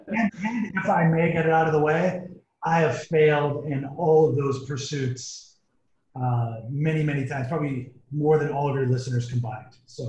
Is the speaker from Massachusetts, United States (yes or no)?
yes; Boston, Massachusetts, United States; moved away as an adult; also born or lived in Los Angeles / Europe / Cambridge / Hong Kong; now in China; I grew up in Boston, studied at USC in Los Angeles, and then spent 5 years in Europe, studied at Cambridge University, got my MBA there.